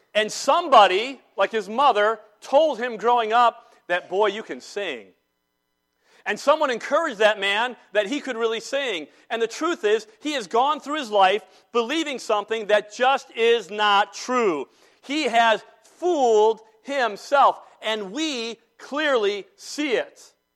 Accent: Salisbury, North Carolina, United States; born or raised there

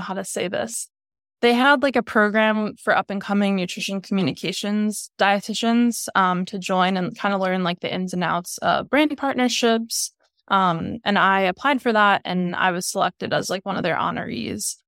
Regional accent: New York, United States; moved away as an adult; now in Rhode Island, United States; I'm from New York

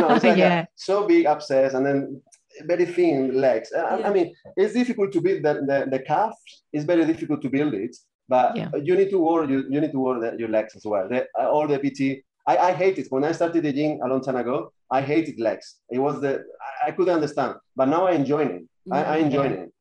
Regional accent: Spain; moved away as an adult; now in London, United Kingdom; I'm from Spain

